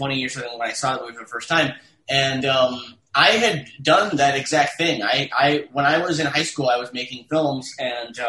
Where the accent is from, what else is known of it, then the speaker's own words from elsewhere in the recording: Detroit, Michigan, United States; moved away as an adult; also born or lived in New York; I was from Detroit.